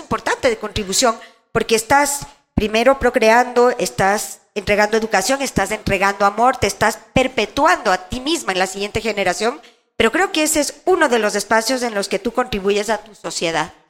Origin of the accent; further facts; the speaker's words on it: Quito, Pichincha, Ecuador; Crecí en la Mariscal. Mi primera casa era la Mariscal.